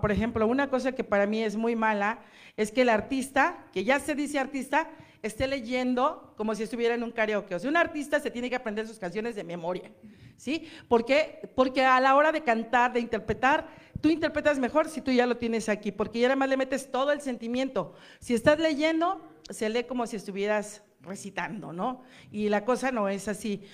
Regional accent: Mexico; nosotros como mexicanos

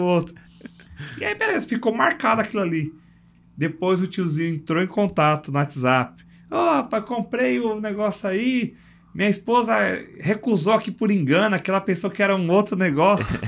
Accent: São Paulo, Brazil; eu cresci num bairro lá em São Paulo que é Parque Fernanda

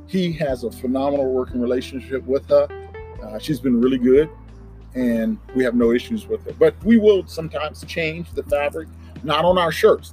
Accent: Crowley, Louisiana, United States; moved away as an adult; now in Dallas, United States; it's about two and a half hours west of New Orleans is where my hometown is

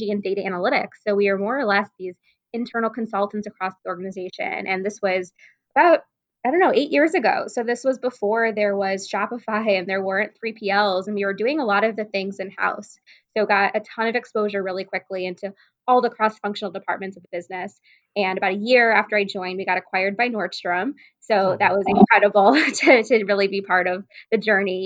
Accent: Cleveland, Ohio, United States; also born or lived in Indiana; now in Chicago, United States; I'm originally from Cleveland, Ohio, and I went to school in Indiana.

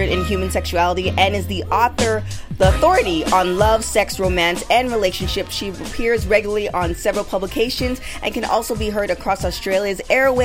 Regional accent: Canada; now in Los Angeles, United States; I'm originally from Canada

